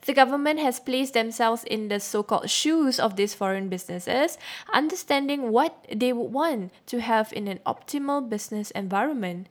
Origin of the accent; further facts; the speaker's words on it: Singapore; I've learned growing up in Singapore